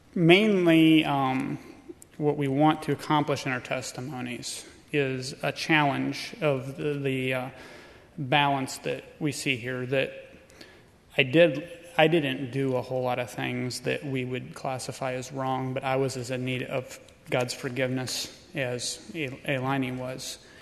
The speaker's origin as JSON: {"language": "English", "town": "Tremont", "region": "Illinois", "country": "United States", "said": "we are from Tremont, Illinois"}